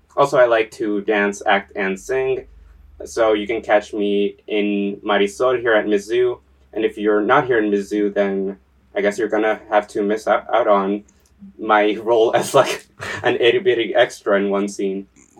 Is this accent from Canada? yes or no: no; San Juan, Puerto Rico; Puerto Rico, 1999. I was born in San Juan to a mother and father.